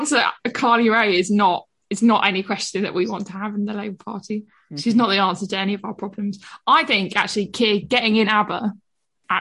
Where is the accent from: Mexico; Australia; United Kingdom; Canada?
United Kingdom; London; I'm a Londoner